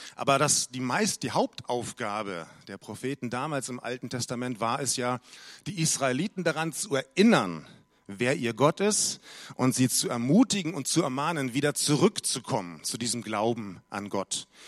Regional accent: Munich, Bavaria, Germany; moved away; aus München, meine alte Heimat

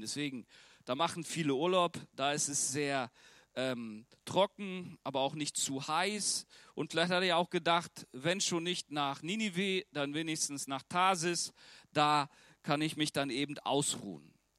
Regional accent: Germany; ich als Deutscher

